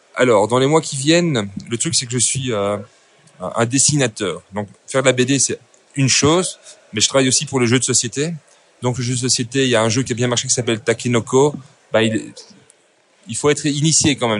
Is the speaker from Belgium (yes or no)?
yes; Belgium; also born or lived in Brussels; Je suis belge, donc je suis artistiques, études artistiques 1, 2, 3 à Bruxelles